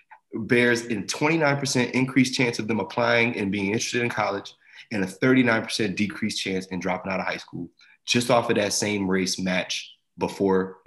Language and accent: English; Asbury Park, New Jersey, United States; I grew up in Jersey, you know, I grew up in a pretty black area in Jersey too, and, you know, the Jersey Shore, Asbury Park